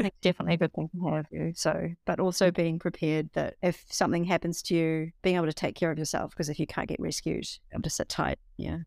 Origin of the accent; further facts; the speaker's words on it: New Zealand; also born or lived in Bavaria; I was from New Zealand